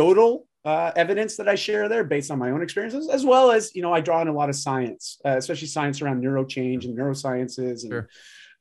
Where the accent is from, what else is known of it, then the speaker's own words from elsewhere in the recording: Canada; I'm Canadian